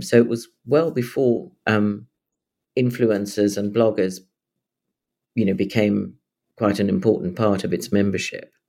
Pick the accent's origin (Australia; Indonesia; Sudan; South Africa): South Africa; also born or lived in London; now in Suffolk, United Kingdom; my growing up in South Africa where the skies are very wide